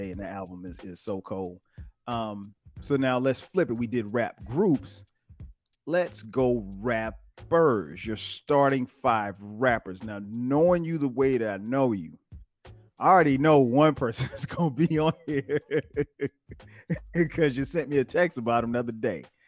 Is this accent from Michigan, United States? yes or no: yes; Detroit, Michigan, United States; we're from the Midwest, Detroit, from the D.